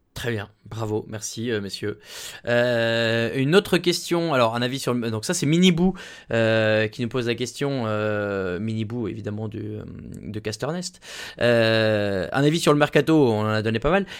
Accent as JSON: {"language": "French", "country": "France", "said": "on est français"}